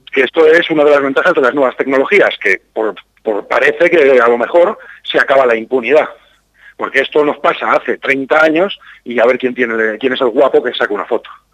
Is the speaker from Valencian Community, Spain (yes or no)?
no; Campo de Criptana, Castilla-La Mancha, Spain; also born or lived in Berlin; now in Madrid, Spain; yo soy del campo de Cristana, me siento muy orgulloso de mi pueblo